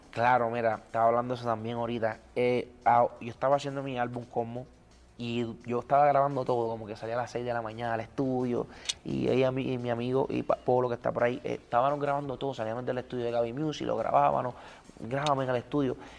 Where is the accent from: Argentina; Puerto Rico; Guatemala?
Puerto Rico; soy bien cultural de Puerto Rico